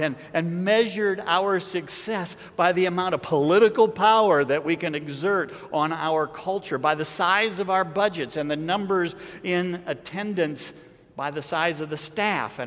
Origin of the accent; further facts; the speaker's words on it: United States; I'm an American